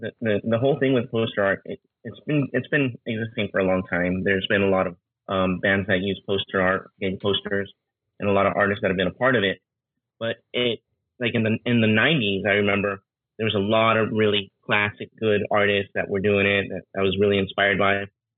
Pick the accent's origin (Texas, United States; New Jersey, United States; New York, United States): New Jersey, United States; born there; also born or lived in Queens / Los Angeles; now in Southern California, United States; Yeah, I was born in New Jersey. I was born out there. I lived in Queens for a few years, and then I moved to Los Angeles, and I lived in downtown Los Angeles for a while.